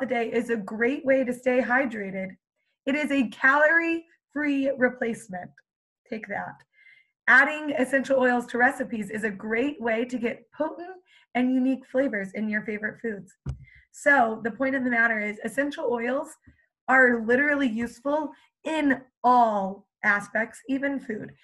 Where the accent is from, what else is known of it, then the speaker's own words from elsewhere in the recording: Canada; I am actually Canadian.